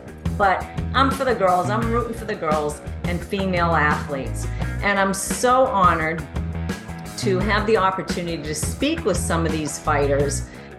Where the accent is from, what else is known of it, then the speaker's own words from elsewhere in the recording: Boston, Massachusetts, United States; here to Boston, my hometown.